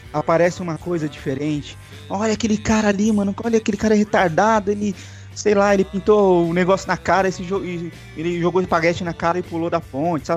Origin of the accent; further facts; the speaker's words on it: ABC Paulista, São Paulo, Brazil; eu sou do ABC Paulista, no ABC Paulista em Santo André e Mauá tinha muito disso